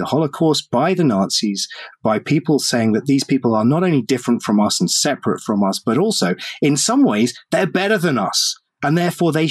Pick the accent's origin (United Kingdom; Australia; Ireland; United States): United Kingdom; I'm European, because I'm British